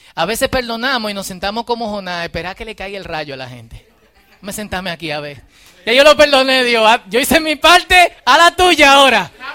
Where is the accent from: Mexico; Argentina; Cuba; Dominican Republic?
Dominican Republic; somos parte de República Dominicana